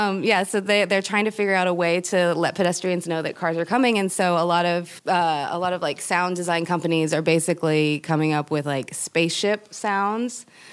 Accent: California, United States; I'm from the Bay Area, so it's like tech center.

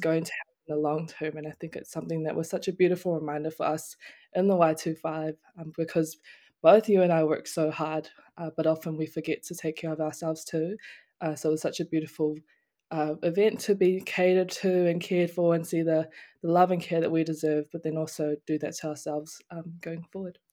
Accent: Auckland, New Zealand; moved away as an adult; now in Palmerston North, New Zealand; growing up in Auckland

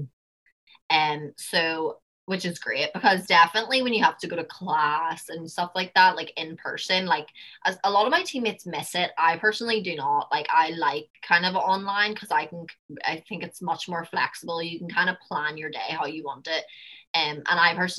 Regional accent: Belfast, Northern Ireland, United Kingdom; accent: Belfast; moved away as an adult; now in United States; my Belfast accent

